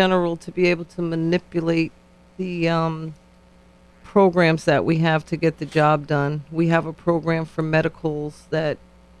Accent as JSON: {"language": "English", "town": "New Haven", "region": "Connecticut", "country": "United States", "tie": "born or raised there", "said": "Yes, I'm born and raised in New Haven as well."}